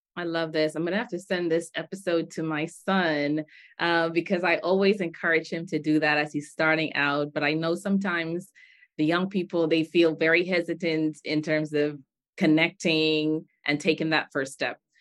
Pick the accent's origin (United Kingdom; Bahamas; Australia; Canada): Bahamas; now in United States; I grew up in the Bahamas, my dad's from Nigeria, my husband's from Togo, I live in the United States of America